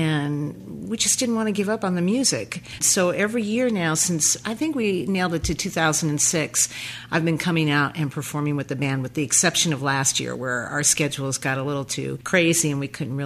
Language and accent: English; Oregon City, Oregon, United States; I'm from Oregon City, which is just outside of Portland